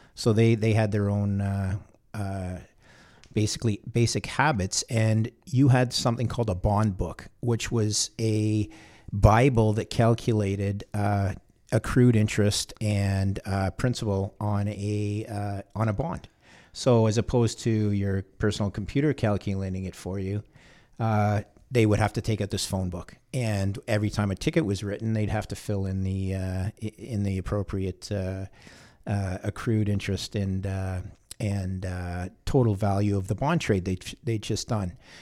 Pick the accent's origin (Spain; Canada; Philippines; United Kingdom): Canada; I'm a Canadian, third generation Canadian